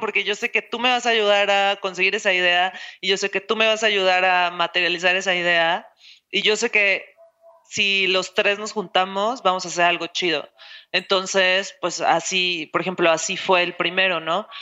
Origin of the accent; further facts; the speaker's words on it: Mexico City, Mexico; now in Guadalajara, Mexico; yo soy de Ciudad de México